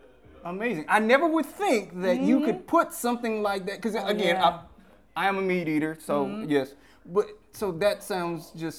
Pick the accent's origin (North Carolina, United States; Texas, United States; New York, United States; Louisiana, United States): Louisiana, United States; Again, I'm from Louisiana, so I eat Memphis style pork, beef, all of that.